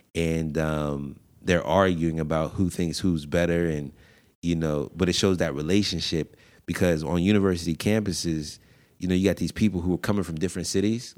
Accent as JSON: {"language": "English", "town": "Pittsburgh", "region": "Pennsylvania", "country": "United States", "said": "I'm from Pittsburgh"}